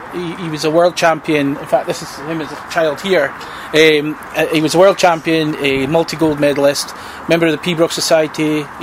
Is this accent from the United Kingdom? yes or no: yes; Scotland, United Kingdom; We're Scottish.